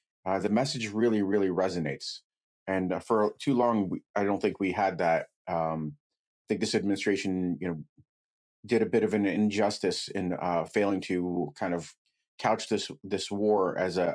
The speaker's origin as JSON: {"language": "English", "country": "United States", "tie": "born or raised there", "also_born_or_lived": "Kyiv, Ukraine / Brighton Beach, New York", "said": "I was raised in the United States. I came over when I was 4 years old. I only know America"}